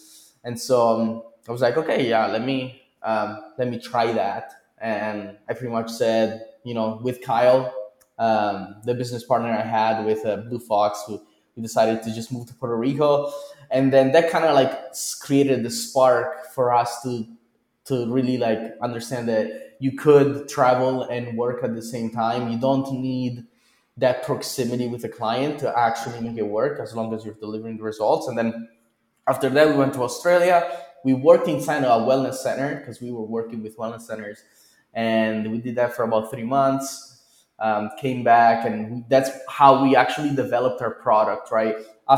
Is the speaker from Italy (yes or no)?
yes; Italy; also born or lived in Chico; now in Bolivia; Well, I'm originally from Italy.